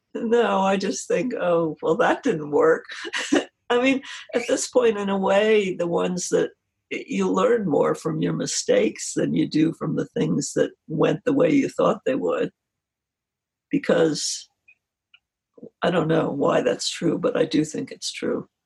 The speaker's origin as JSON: {"language": "English", "region": "New Jersey", "country": "United States", "tie": "born or raised there", "moved": "yes", "said": "I grew up where I grew up in New Jersey."}